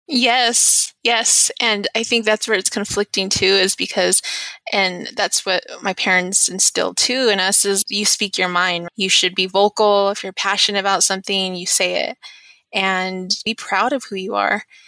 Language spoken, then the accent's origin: English; Albuquerque, New Mexico, United States; also born or lived in Shiprock, New Mexico / Ganado, Arizona; I was born in Shiprock, New Mexico, but I moved to Albuquerque when I was about seven years old.